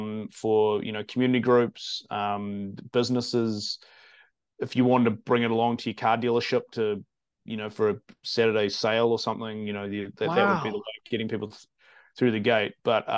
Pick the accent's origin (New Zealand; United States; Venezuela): New Zealand; Wellington; I'm from Wellington.